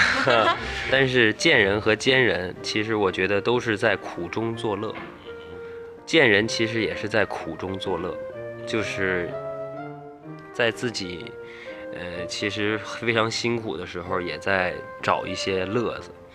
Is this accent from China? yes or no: yes; Shijiazhuang, Hebei, China; moved away as an adult; now in Beijing, China; 我是石家庄人